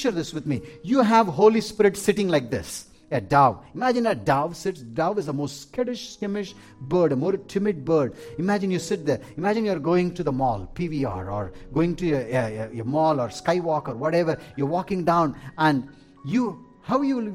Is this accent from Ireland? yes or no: no; South India, India; moved away; I am from India, from South India, we have mango trees